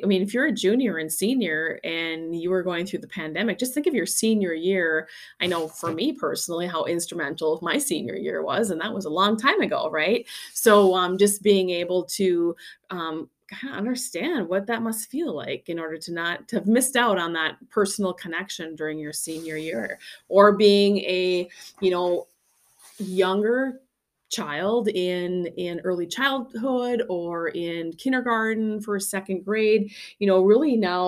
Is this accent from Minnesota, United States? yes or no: yes; Grand Rapids, Minnesota, United States; my hometown, Grand Rapids